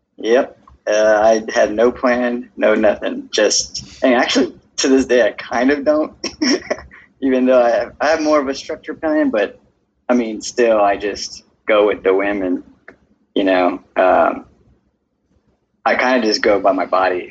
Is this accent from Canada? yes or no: no; Houston, Texas, United States; also born or lived in Katy, Texas; I'm from Houston since I was about fifth, in fifth grade.